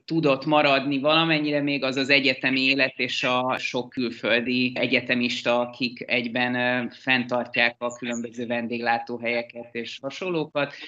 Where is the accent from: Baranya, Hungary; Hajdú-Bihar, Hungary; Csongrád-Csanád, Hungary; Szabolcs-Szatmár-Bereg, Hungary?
Baranya, Hungary; Pécs; moved away as an adult; now in Budapest, Hungary; Én egy másik vidéki metropolisból származom Pécsről. Én ott születtem, és 20 éves koromig ott is éltem.